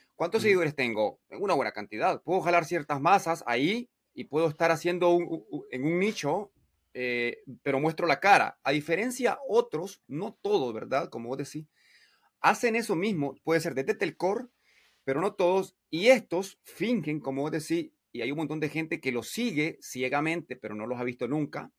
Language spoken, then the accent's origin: Spanish; Nicaragua; en mi barrio y en mi pueblo, una ciudad de 50 mil habitantes